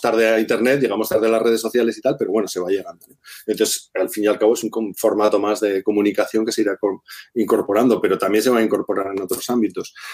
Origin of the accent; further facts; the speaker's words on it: Zaragoza, Aragon, Spain; now in Asturias, Spain; yo soy de Zaragoza, pero llevo 20 años o 20 y tantos años viviendo aquí